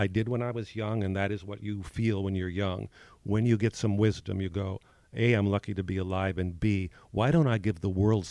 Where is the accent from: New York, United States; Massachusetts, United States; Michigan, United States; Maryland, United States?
New York, United States; I come from New York. I go to the theater 4 times a week most of the time.